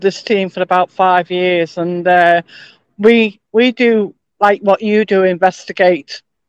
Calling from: Liverpool, North West England, United Kingdom

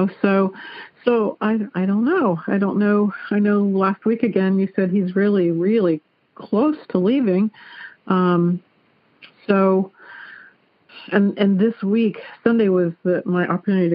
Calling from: Clarksville, Ohio, United States; I am calling from Clarksville, Ohio

